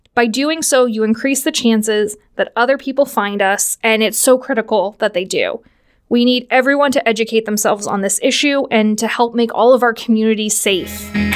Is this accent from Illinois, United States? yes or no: no; Washington, Pennsylvania, United States; I am from the Pittsburgh area. I hail from good old Washington, P A, which essentially makes me a yinzer.